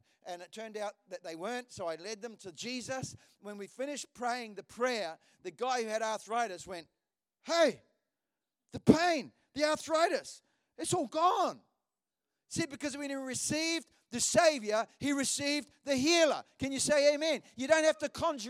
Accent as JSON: {"language": "English", "town": "Hawera", "region": "Taranaki", "country": "New Zealand", "tie": "born or raised there", "moved": "yes", "said": "I was in Hawera, which is the town I was born in New Zealand"}